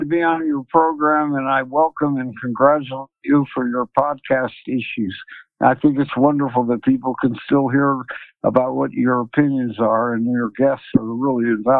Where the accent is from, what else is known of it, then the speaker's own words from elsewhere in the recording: Denver, Colorado, United States; I was born in Denver, in Park Hill, and went to Park Hill Grade School, Smiley East, CU and DU Law School.